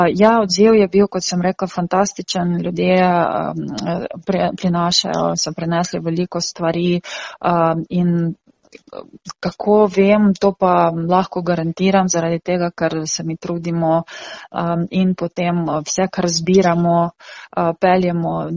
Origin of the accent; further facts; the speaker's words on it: Ukraine; now in Slovenia; смо сами украинцы, которые живем тукай в Словении